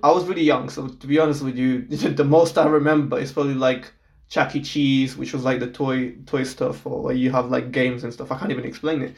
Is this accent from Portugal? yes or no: yes; Portugal; now in United Kingdom; I am from Portugal. I'm born and raised yeah. there